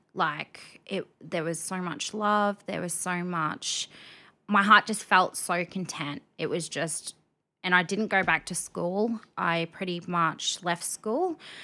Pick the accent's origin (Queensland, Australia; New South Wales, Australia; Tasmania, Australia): Queensland, Australia; Rockhampton; now in Brisbane, Australia; I'm a Rocky born and bred girl.